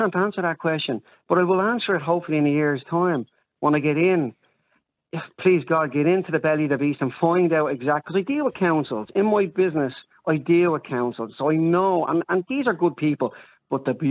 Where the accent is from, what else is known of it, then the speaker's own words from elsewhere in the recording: Dublin, Leinster, Ireland; I'm from Coolock originally, brought up in Bonham.